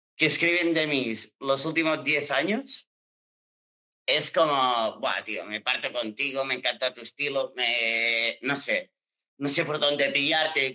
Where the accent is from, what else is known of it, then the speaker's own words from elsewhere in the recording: Girona, Catalonia, Spain; accent: Catalan; now in Barcelona, Spain; yo soy de Girona y yo tengo el acento como catalán a muerte